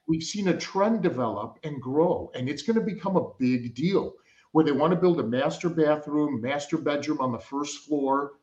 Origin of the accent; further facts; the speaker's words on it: Chicago, Illinois, United States; I grew up in Chicago